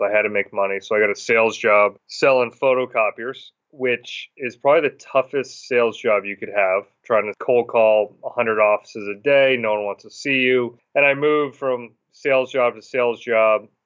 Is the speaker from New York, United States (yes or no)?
no; Massachusetts, United States; moved away as an adult; now in Williston, Vermont, United States; I'm originally from Massachusetts